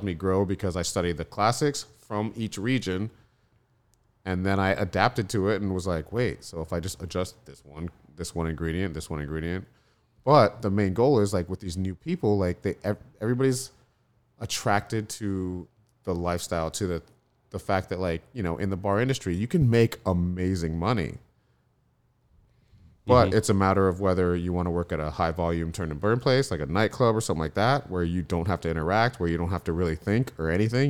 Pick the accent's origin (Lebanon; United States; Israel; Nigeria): United States; Florida; I come from a consistency background. I came from Florida, where everything's like turn and burn